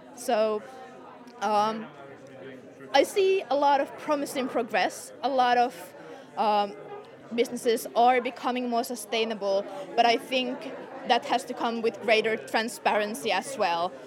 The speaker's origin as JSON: {"language": "English", "country": "Finland", "said": "I'm from Finland."}